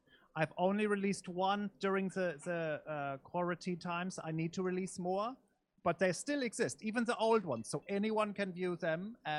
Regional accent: Erlangen, Bavaria, Germany; Yes, I'm in from Bavaria. I'm in Erlangen, so that's North Bavaria, yes.

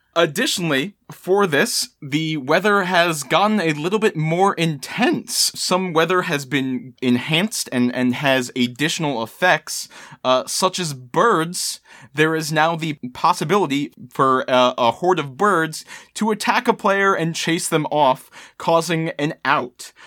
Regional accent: Maryland, United States; I was born and raised in Maryland, uh, I am, of course, a Baltimore crabs fan.

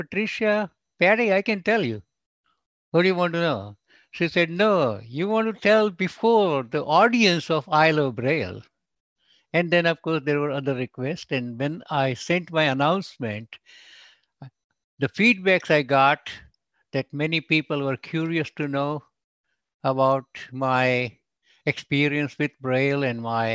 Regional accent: India; English is a second language; also born or lived in Chicago, United States; now in California, United States; I'm originally from India and I can't conceal my accent

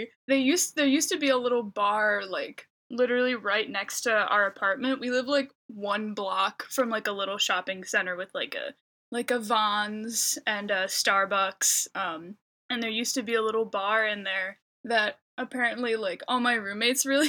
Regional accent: Clarkston, Michigan, United States; moved away as an adult; now in Burbank, United States; I'm from Michigan, born and raised in like the like Clarkston zone

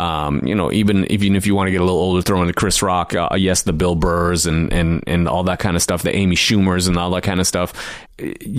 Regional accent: Toronto, Ontario, Canada; also born or lived in Trinidad / Flemington, Trinidad; I grew up in Toronto

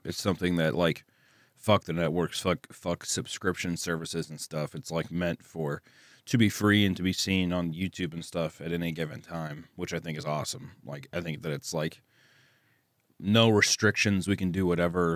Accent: Kearney, Missouri, United States; accent: Southern; I'm from Kearney, Missouri, which is, like, a little outside of Kansas City

